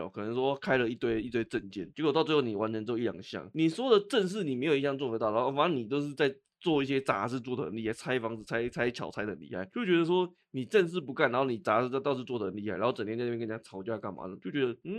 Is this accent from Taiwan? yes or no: yes; northern Taiwan, Taiwan; 那如果你单就柯文哲，我们北部人对他印象大概就是这样子啦。